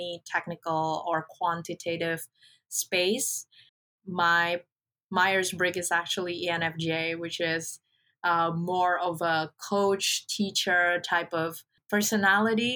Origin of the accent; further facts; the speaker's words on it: Indonesia; moved away; I'm originally from Indonesia, a country in Southeast Asia